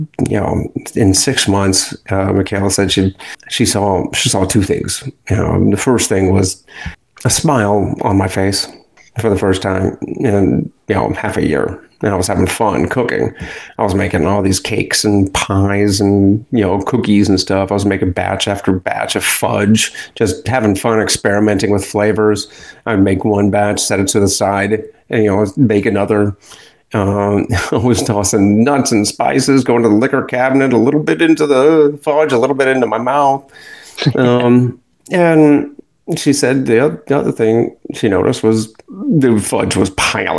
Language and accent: English; Akron, Ohio, United States; moved away as an adult; now in Pensacola, United States; Akron, Ohio. That's my hometown